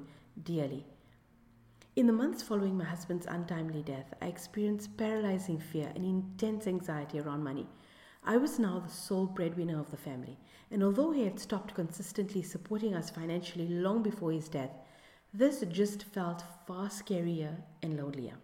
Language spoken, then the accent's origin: English; South Africa; my home country of South Africa